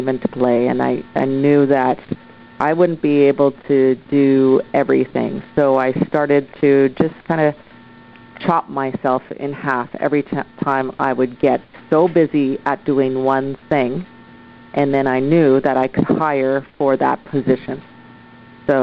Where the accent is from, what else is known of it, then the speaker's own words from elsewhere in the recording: Oshawa, Ontario, Canada; now in Vancouver, Canada; I'm originally from Oshawa, Ontario. I moved across Canada to Vancouver, BC, and set up shop.